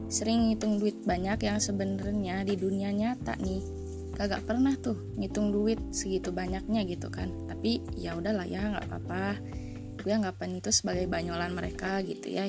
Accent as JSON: {"language": "Indonesian", "region": "Jakarta", "country": "Indonesia", "tie": "born there", "lives_now": "Bandung, Indonesia", "said": "Gue lahir di Jakarta tanggal 10 Juli 2001."}